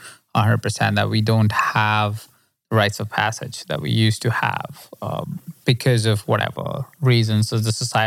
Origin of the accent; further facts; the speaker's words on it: India; I come from India